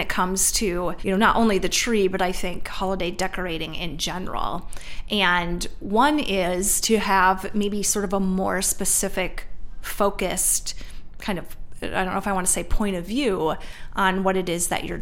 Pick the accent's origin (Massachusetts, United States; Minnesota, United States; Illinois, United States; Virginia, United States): Minnesota, United States; I grew up in Minnesota